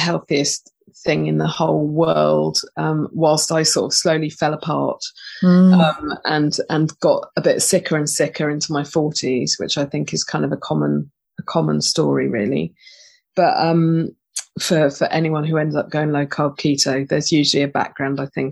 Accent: Totnes, South West England, United Kingdom; I was born and bred in Totnes, which is a little hippie town

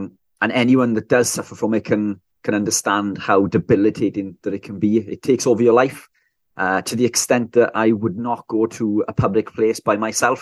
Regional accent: South Wales, United Kingdom; I'm from South Wales, UK

